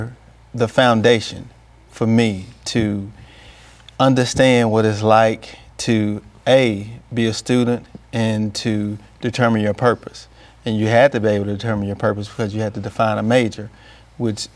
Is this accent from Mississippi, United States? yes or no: yes; Clarksdale, Mississippi, United States; growing up in Clarksdale, Mississippi